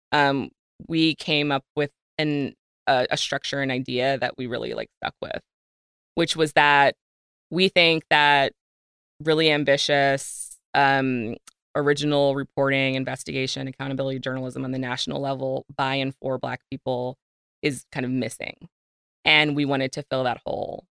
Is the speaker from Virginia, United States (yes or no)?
yes; Virginia, United States; I grew up in Virginia